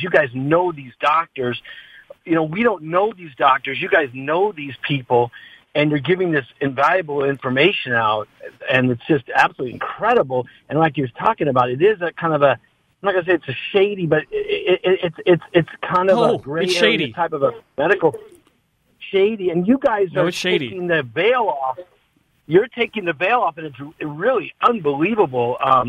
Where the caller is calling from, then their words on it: California, United States; The Bay Area.